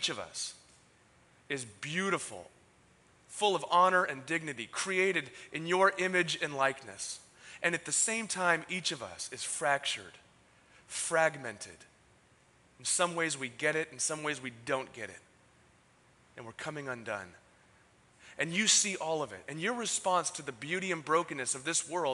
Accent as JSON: {"language": "English", "town": "San Diego", "region": "California", "country": "United States", "tie": "born or raised there", "also_born_or_lived": "San Francisco", "moved": "as an adult", "said": "I was born and raised in San Diego."}